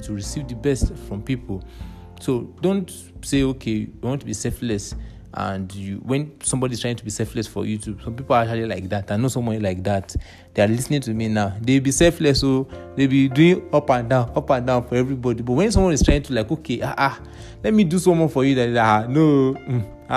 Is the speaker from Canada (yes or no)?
no; Nigeria; being a Nigerian